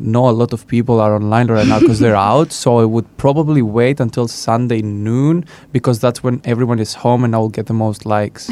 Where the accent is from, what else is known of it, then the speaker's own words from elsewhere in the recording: Greece; 22 years old from Greece